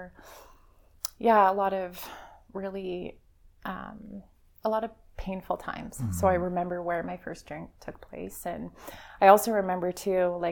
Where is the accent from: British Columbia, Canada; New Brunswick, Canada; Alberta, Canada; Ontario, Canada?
Alberta, Canada; Calgary; I grew up in Calgary